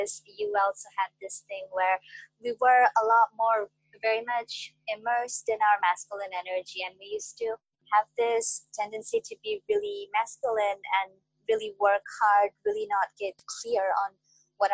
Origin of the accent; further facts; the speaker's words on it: Bangladesh; I'm from Bangladesh